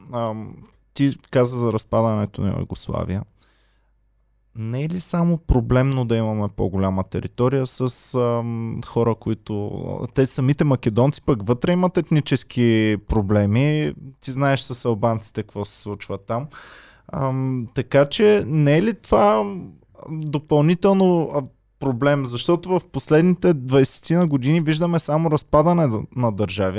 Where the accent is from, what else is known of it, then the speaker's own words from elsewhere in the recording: Bulgaria; also born or lived in Austria; мен защото съм българин